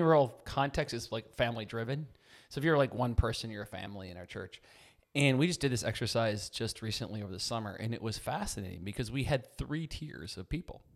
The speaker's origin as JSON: {"language": "English", "town": "Chippewa Falls", "region": "Wisconsin", "country": "United States", "said": "I'm from Chippewa Falls, Wisconsin."}